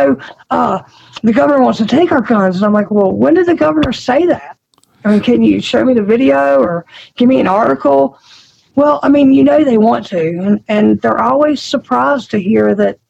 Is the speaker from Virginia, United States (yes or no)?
yes; Roanoke, Virginia, United States; I grew up in Roanoke. So I grew up in Roanoke City, and I'm a city girl at heart